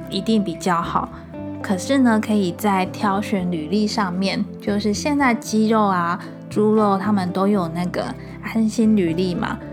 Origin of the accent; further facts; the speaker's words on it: Changhua County, Taiwan; 我是长话人